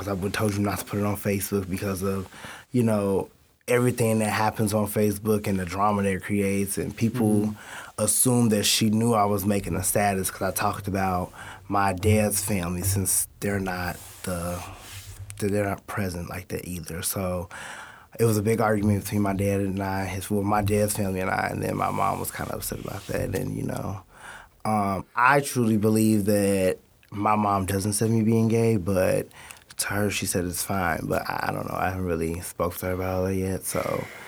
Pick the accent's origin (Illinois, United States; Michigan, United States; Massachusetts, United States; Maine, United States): Illinois, United States; Addison; I'm from Addison, Illinois